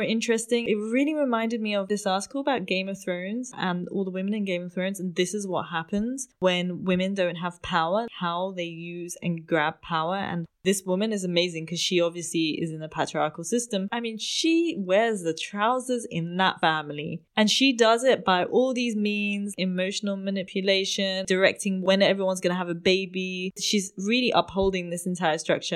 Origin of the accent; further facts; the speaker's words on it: United Kingdom; moved away as an adult; also born or lived in India; now in Germany; when I first came to Germany, being British